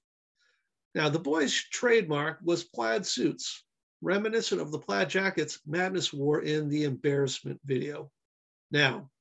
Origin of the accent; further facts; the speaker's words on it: Northern New England, United States; I grew up in Northern New England